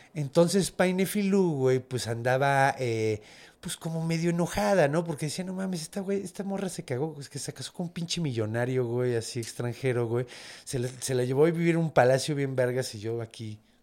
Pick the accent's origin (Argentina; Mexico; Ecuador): Mexico; soy mexicano